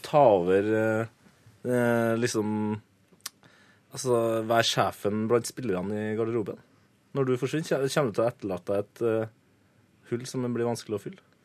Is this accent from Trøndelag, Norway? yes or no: yes; Trøndelag, Norway; jeg er jo trønder